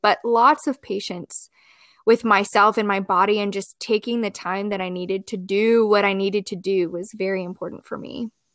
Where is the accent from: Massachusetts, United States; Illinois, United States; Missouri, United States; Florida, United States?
Missouri, United States; Columbia; also born or lived in Springfield, Missouri; I grew up and was raised in Columbia, Missouri, which is where I have ended up back